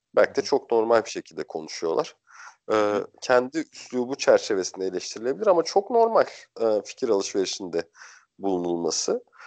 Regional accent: Bursa, Turkey; ben Bursalıyım normalde.

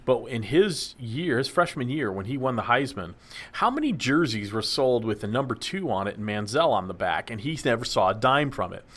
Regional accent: Dallas, Texas, United States; growing up in Dallas

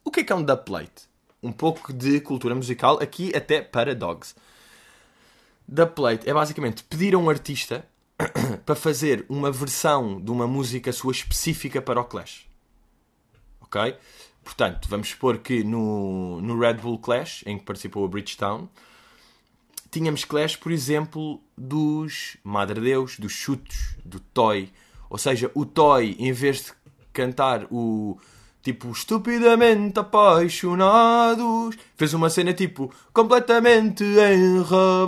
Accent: Portugal

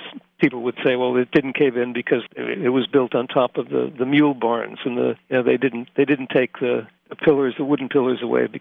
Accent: Scranton, Pennsylvania, United States; moved away as an adult; also born or lived in Princeton / London / Boston; now in Sweden; I grew up in Scranton, and Scranton is still my home

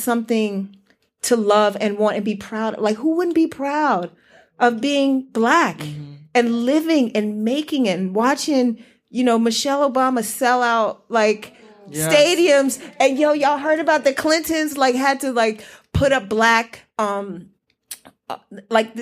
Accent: Washington, District of Columbia, United States; I grew up in DC

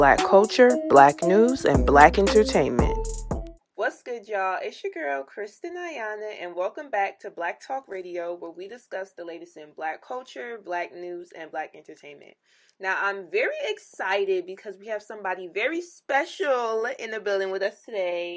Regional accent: Union, New Jersey, United States; I'm from Union though, North Jersey

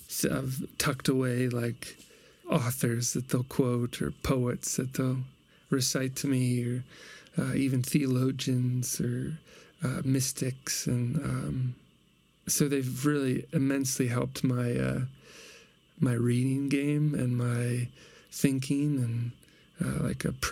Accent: Peoria, Illinois, United States; moved away; my hometown, Peoria, Illinois

